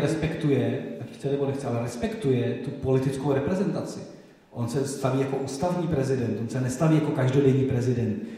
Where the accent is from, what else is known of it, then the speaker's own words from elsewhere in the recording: Dačice / Slavonice area, South Bohemian Region, Czechia; Já jsem z Dašicka, z Slavonicka, to jsou ty hranice, kde- kde byly ty přepady v rámci jako s- s Slavonice, Dašice, Česko-německý prostředí.